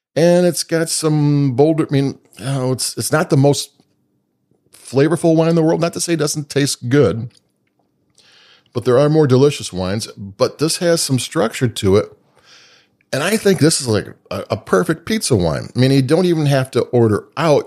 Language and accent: English; Chicago, Illinois, United States; I'm from Chicago